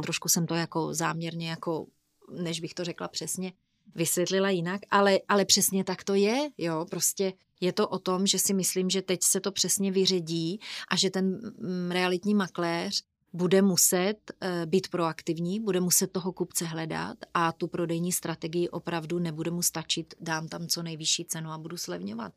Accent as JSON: {"language": "Czech", "town": "Brno", "region": "South Moravian Region", "country": "Czechia", "said": "jsme z Brna"}